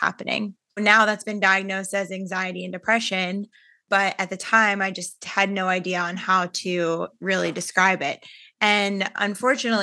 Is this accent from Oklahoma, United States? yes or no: no; Pittsburgh, Pennsylvania, United States; I was born in Pittsburgh, Pennsylvania